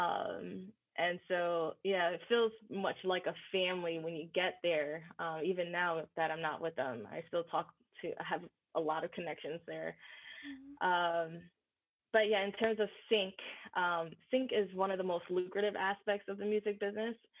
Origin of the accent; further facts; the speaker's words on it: New Jersey, United States; moved away as an adult; also born or lived in New York; now in Los Angeles, United States; I'm from New Jersey